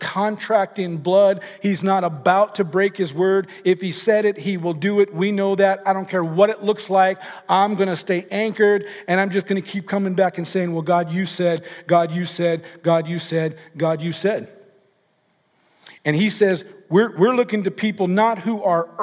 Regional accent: California, United States; I'm from California.

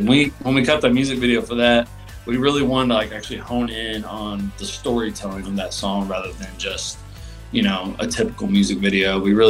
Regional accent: Indiana, United States; but like I'm from Indiana, so it's like

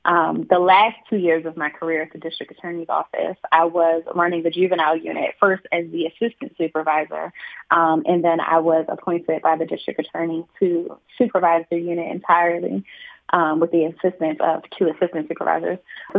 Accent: Philadelphia, Pennsylvania, United States; I am born and raised in Philadelphia. Grew up in the West Oakland, Mount Airy section of the city, but my family, by and large, is from the Frankfort section of the city.

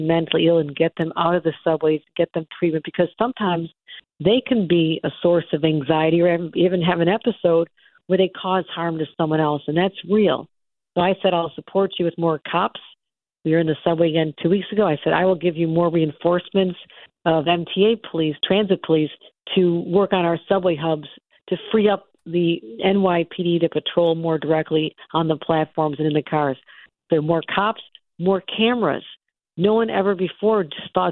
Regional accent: Buffalo, New York, United States; That's what happened in Buffalo, the massacre in my hometown

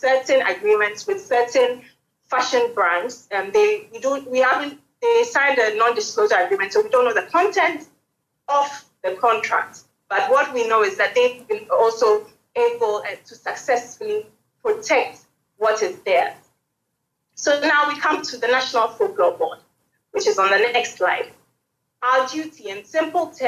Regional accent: Ghana; I am a Ghanaian

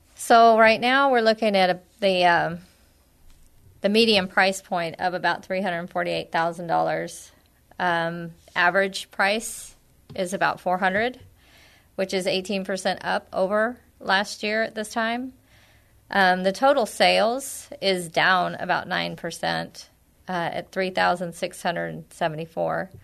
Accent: San Antonio, Texas, United States; also born or lived in Bandera, Texas; I grew up in San Antonio. I've been in and around the area for my entire life

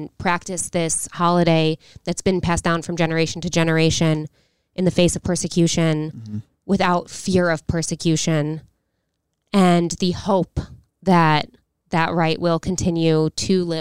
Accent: United States; being an American Jew

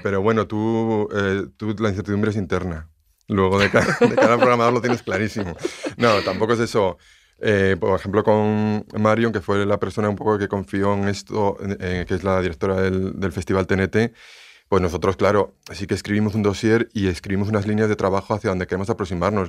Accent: León, Castile and León, Spain; yo soy de León

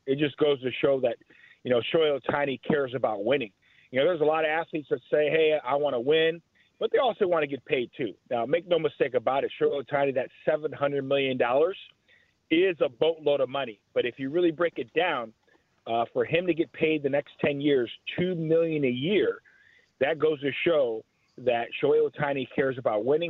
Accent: Chicago, Illinois, United States; I grew up in Chicago

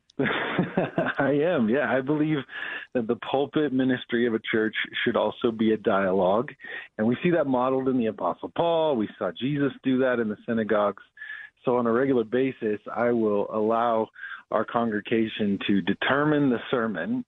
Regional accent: Denver, Colorado, United States; born or raised there; also born or lived in Abilene, Texas / Chicago

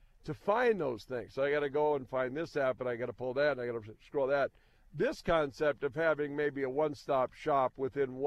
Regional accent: Williston, North Dakota, United States; when I was young, growing up in Williston

